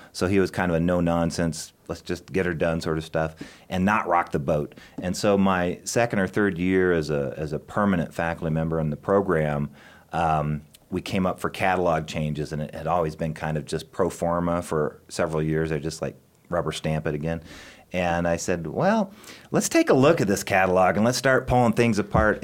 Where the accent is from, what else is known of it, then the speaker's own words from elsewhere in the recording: Kimball, Nebraska, United States; moved away as an adult; also born or lived in Arizona; now in Chadron, United States; I grew up in Kimball, Nebraska